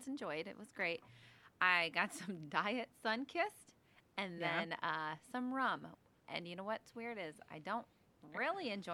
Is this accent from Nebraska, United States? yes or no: yes; Omaha, Nebraska, United States; we're from Omaha, Nebraska, here, living here still today